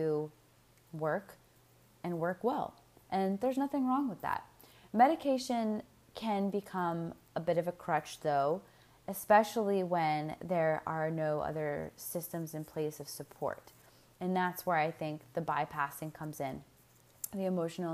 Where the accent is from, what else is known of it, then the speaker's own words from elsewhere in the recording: United States; I'm speaking as an American, we as Americans